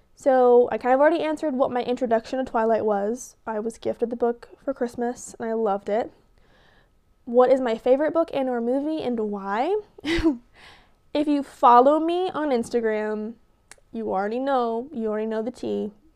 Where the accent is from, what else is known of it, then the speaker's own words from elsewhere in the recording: Tahlequah, Oklahoma, United States; I am from Tahlequah, Oklahoma